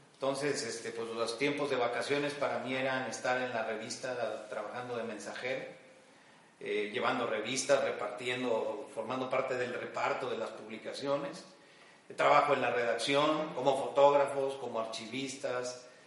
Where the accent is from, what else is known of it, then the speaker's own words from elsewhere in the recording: Mexico City, Mexico; moved away as an adult; now in Guadalajara, Mexico; Yo nací en la Ciudad de México hace 61 años y prácticamente eh, crecí, viví, eh, estudié, trabajé durante 60 eh, años, 59 años de mi vida en la Ciudad de México antes de venir a Guadalajara donde resido ya hace un par de años